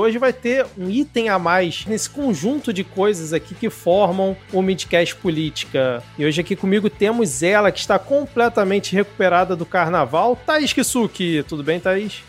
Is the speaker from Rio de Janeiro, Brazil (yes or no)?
yes; Rio de Janeiro, Brazil; como um bom carioca